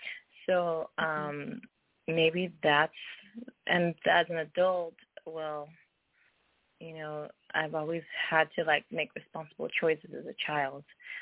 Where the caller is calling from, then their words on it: California, United States; I'm calling from the state of California.